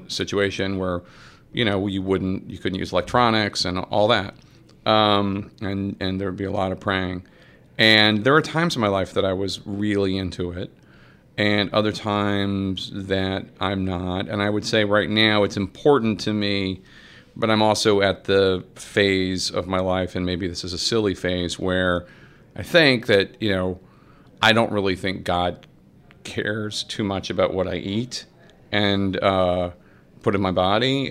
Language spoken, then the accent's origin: English; Philadelphia, Pennsylvania, United States; moved away; I grew up in Philly and I was seven during the bicentennial